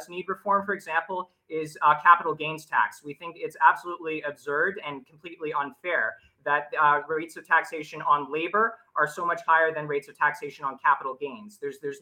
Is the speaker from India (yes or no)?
no; Canada; I'm actually Canadian